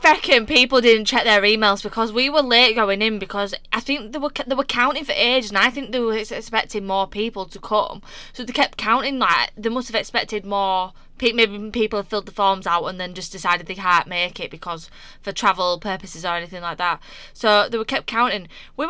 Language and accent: English; Yorkshire and the Humber, United Kingdom; accent: Yorkshire